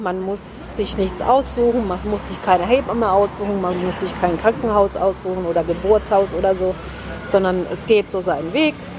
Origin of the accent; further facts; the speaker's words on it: Oulu, North Ostrobothnia, Finland; first language Finnish; German is a second language; also born or lived in Winnenden, Baden-Württemberg, Germany; now in Germany; Da sind wir dann nach Finnland gezogen in die Heimat von meiner Mutter mhm. und äh, dort nach Nordfinnland nach Oulu